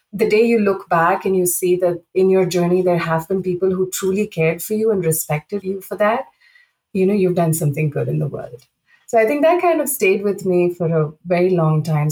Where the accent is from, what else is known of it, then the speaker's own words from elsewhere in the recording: India; moved away as an adult; also born or lived in Saudi Arabia; I grew up in India, and you know I started my career there